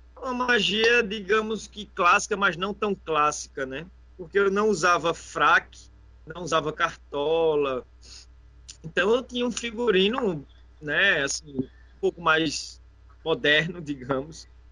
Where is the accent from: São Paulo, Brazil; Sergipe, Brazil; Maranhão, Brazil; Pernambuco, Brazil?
Pernambuco, Brazil; Caruaru; moved away as an adult; also born or lived in Porto de Galinhas; now in Recife, Brazil; Sou de Caruaru, natural de Caruaru. É interior, Caruaru. mas, mas moro aqui já tem só em Recife tem nove anos e dois anos em Portugalinha tem 11 anos que eu saí de Caruaru.